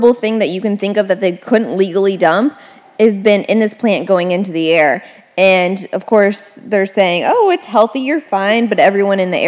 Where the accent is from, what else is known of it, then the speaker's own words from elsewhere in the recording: Marietta, Ohio, United States; I'm from Marietta, Ohio, which is southeast. It's called the Mid-Ohio Valley. It's a tiny little town